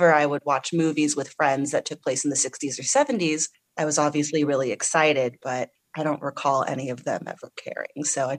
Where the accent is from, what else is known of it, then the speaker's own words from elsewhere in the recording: California, United States; So I grew up in the San Francisco Bay Area, and I love oldies.